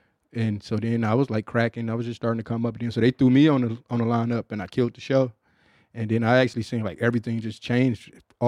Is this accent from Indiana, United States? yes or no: no; Michigan, United States; Oh, yeah. I'm from Michigan.